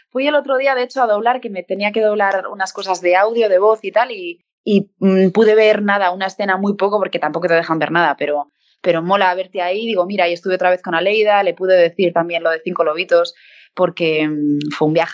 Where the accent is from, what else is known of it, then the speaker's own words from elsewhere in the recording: Bilbao, Basque Country, Spain; born there; now in Madrid, Spain; Yo nací en Bilbao, lo que pasa es que lo que me queda es el Athletic de Bilbao